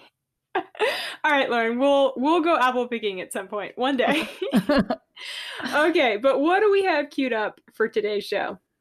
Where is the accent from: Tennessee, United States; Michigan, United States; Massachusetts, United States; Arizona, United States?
Massachusetts, United States; Massachusetts and New Hampshire, United States; moved away; also born or lived in Georgia; I grew up in Massachusetts and New Hampshire